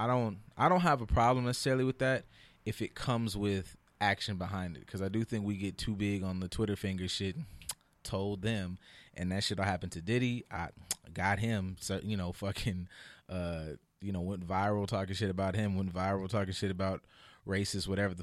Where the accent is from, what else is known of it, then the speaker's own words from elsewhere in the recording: Texas, United States; I'm from Texas, goddamn it, to Florida.